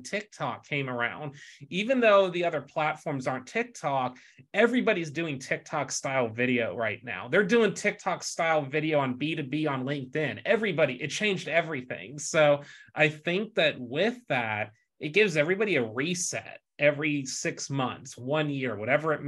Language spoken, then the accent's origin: English; Texas, United States; growing up in Texas